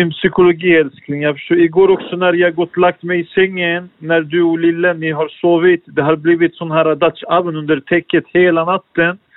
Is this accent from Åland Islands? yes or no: no; Turkey; now in Sweden; jag kommer från, jag är från Turkiet